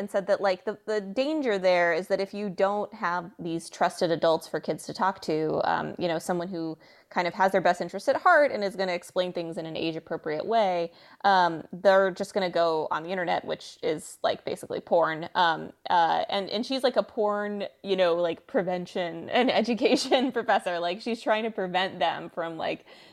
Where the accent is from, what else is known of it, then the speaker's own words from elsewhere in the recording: Texas, United States; I'm from Texas